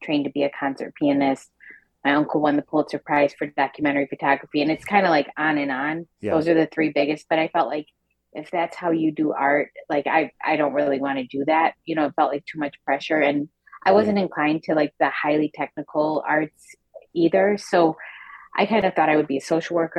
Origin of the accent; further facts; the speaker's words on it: a factory town north of Detroit, Michigan, United States; we grew up in a factory town north of Detroit in the 80s